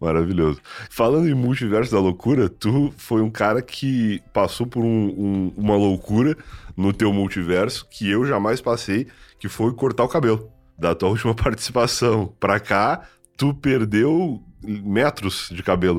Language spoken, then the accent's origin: Portuguese; Rio Grande, Rio Grande do Sul, Brazil; also born or lived in Santa Vitória do Palmar; now in São Paulo, Brazil; eu sou de Rio Grande